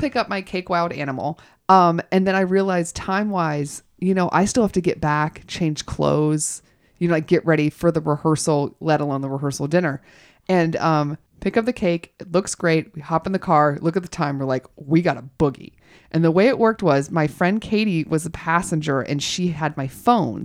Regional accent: Georgia, United States; now in Los Angeles, United States; I grew up in Georgia

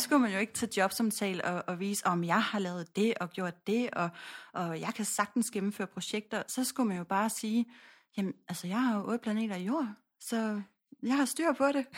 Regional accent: Odense, Southern Denmark, Denmark; jeg er født og opvokset i Odense

